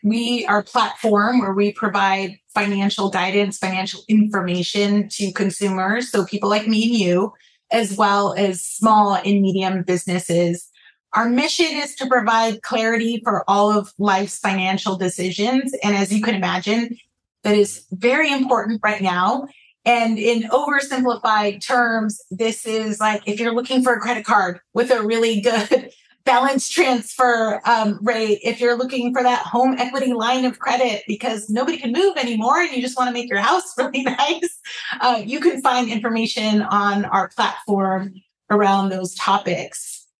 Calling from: Lodi, California, United States; I'm joining from a small town in California called Lodi.

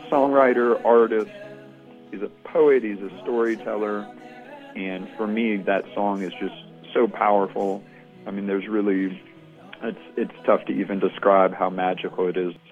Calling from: Atlanta, Georgia, United States; I'm from Atlanta, Georgia.

